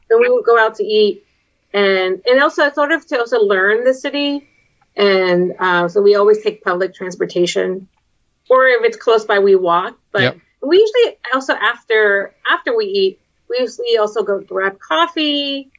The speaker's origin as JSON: {"language": "English", "region": "Texas border", "country": "United States", "tie": "born or raised there", "accent": "Texas border accent", "moved": "as an adult", "lives_now": "Boston, United States", "said": "it's a very specific accent because I was raised in Texas, right? Um, so and I was also in the border, and the border mm. has its own weird accent"}